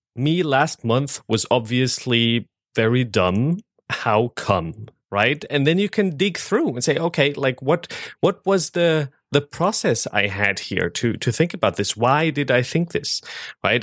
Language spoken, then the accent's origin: English; Germany; moved away as an adult; now in United States; I'm from Germany